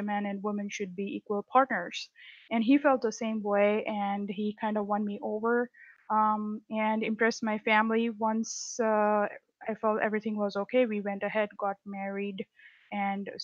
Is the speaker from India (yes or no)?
yes; India; moved away as an adult; now in United States; I'm originally from India, so I was born and raised in India